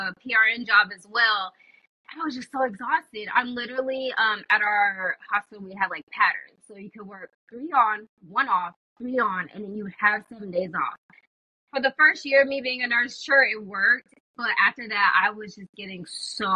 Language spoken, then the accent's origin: English; California, United States; moved away as an adult; also born or lived in Alabama; I'm from California, and I went to school all the way in Alabama, so I left, and that was, like, 3,000 miles away